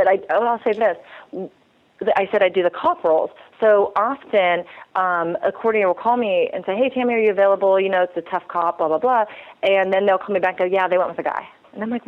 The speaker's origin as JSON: {"language": "English", "region": "California", "country": "United States", "tie": "born or raised there", "said": "I've born and raised in California"}